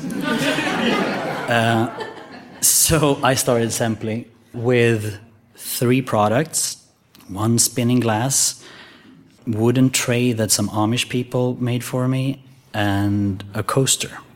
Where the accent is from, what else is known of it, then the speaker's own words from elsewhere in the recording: Sweden; I was born in Sweden